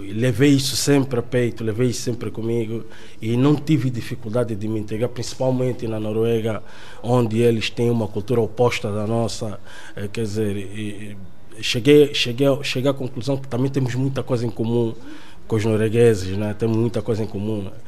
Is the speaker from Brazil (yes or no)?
no; Benguela, Angola; moved away as an adult; also born or lived in Netherlands / Norway; now in Portugal; sou angolano, eh, propriamente de Benguela.